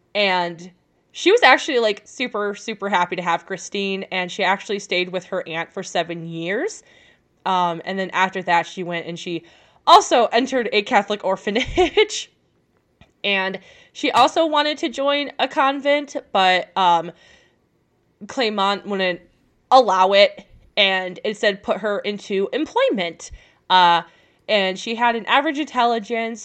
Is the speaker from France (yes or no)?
yes; France; like me, from France.